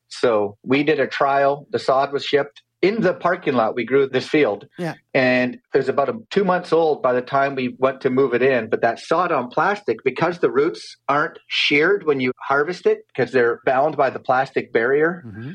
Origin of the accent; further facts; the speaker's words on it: Calgary, Alberta, Canada; moved away as an adult; also born or lived in Michigan / Tennessee; I grew up playing sports in Canada and Calgary